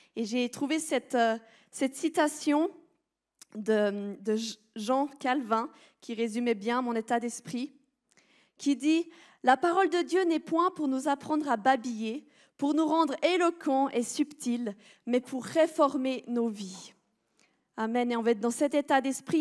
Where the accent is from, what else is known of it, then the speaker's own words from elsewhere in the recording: Switzerland; je suis une bonne Suisse